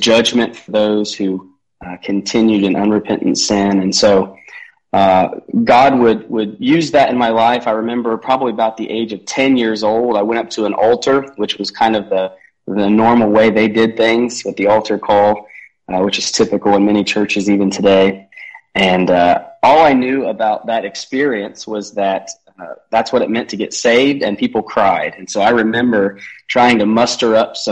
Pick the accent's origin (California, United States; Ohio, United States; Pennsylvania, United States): Ohio, United States; Columbus; I was born and raised in Columbus, Ohio